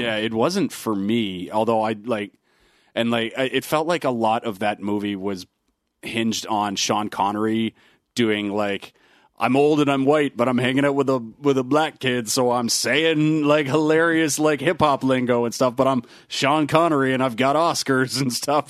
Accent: Canada; as a basketball fan growing up in Canada

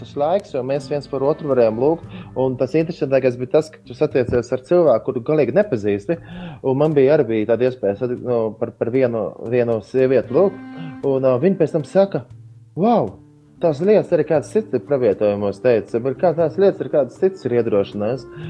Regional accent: Latvia; mēs esam no Latvijas.

